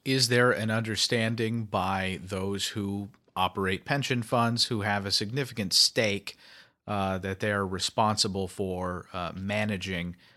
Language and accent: English; Kentucky, United States; I'm from Kentucky